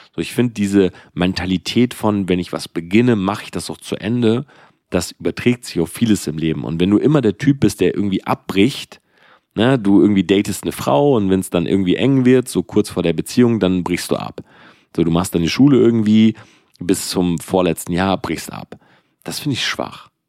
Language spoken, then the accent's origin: German; Delmenhorst, Lower Saxony, Germany; ich komme aus Delmenhorst. Ja, also das ist halt so ein Dorf einfach.